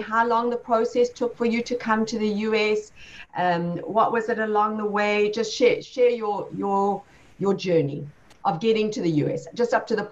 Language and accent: English; South Africa; moved away as an adult; now in United States; That was how long ago I left South Africa, my home country, to come to the U.S.